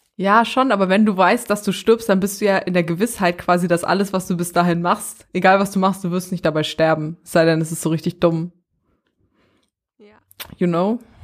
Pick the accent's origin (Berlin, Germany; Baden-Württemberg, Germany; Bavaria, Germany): Berlin, Germany; Ich komme aus Berlin